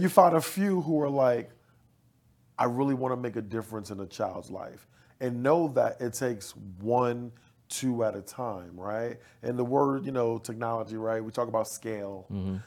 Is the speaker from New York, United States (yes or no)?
yes; New York City, New York, United States; now in Dallas, United States; growing up in Bed Stuy